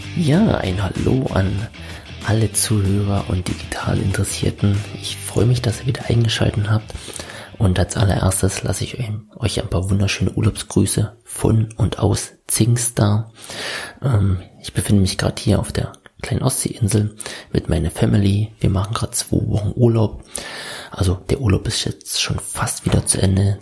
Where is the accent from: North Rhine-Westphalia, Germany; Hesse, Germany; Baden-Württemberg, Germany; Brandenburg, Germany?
Brandenburg, Germany; Senftenberg; moved away as an adult; now in Berlin, Germany; ursprünglich komme ich aus Senftenberg, das liegt im Süden Brandenburg